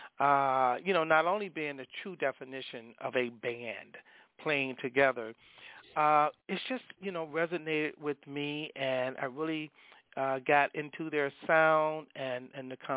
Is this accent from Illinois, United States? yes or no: yes; Chicago, Illinois, United States; I'm originally from Chicago. That's my base